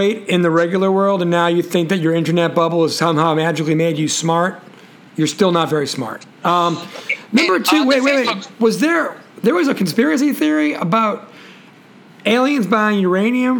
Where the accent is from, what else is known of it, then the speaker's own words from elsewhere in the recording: Boston, Massachusetts, United States; I'm from Boston